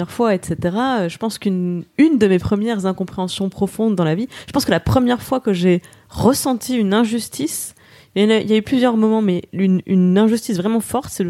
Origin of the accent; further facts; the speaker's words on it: Moselle, Grand Est, France; je me définis aujourd'hui comme athée laïque, tout ça, mais je viens de Moselle euh, sous Concordat, donc j'avais des cours de religion à l'école encore. Mes grands-parents sont très croyants. Et euh, petit village